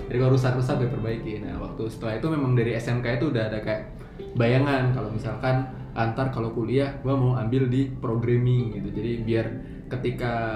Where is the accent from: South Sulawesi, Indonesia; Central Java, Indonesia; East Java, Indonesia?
Central Java, Indonesia; Kendal; moved away as an adult; also born or lived in Semarang; now in Jakarta, Indonesia; kalau gua dari asalnya sendiri itu dari Kabupaten Kendal, salah satu daerah deket pantai